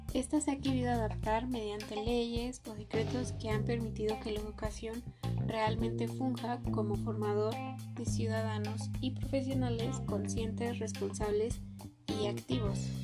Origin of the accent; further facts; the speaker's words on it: Mexico; tenemos todos los mexicanos